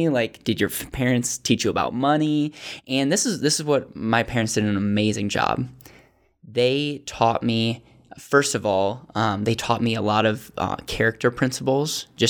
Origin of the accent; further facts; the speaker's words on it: Bancroft, Wisconsin, United States; also born or lived in Racine; I was born in Racine, Wisconsin.